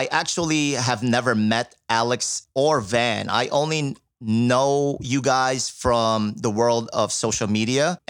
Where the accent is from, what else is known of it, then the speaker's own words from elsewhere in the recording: Lucena, Calabarzon, Philippines; I'm from the Philippines as well